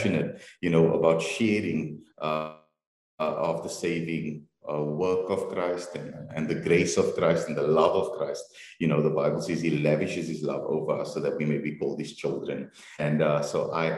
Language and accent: English; Cape Town, Western Cape, South Africa; I was born in Cape Town, born and bred. We grew up in Mitchell's Plain, and my family then moved to the northern suburbs.